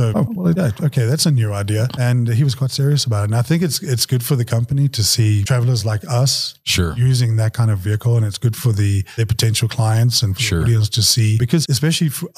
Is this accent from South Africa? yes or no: yes; South Africa; moved away; I'm South African.